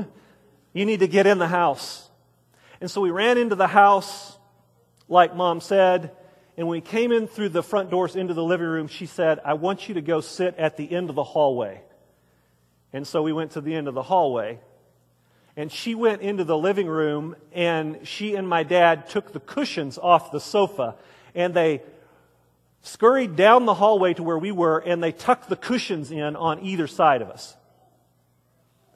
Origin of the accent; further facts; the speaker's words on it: Wichita Falls, Texas, United States; I grew up in Wichita Falls, Texas, here in North Texas